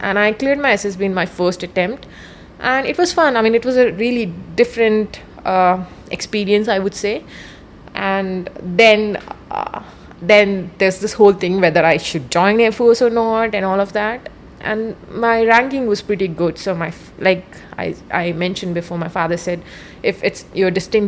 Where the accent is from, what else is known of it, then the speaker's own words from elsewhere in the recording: Goa, India; also born or lived in Ramagundam, Telangana / Uttar Pradesh (native place); we moved to Goa when I was 8